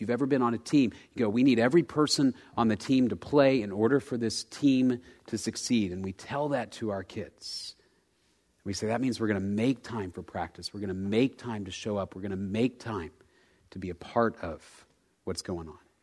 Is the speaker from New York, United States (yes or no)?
no; Dallas, Texas, United States; I grew up in Dallas